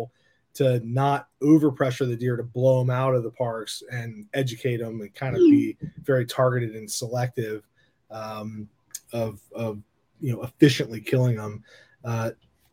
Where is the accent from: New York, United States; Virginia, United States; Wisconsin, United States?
Virginia, United States; I'm born and raised in Virginia